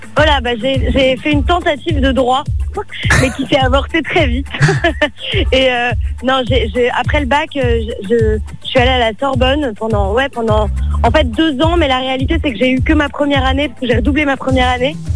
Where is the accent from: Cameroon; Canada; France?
France; Paris, Île-de-France; je suis née à Paris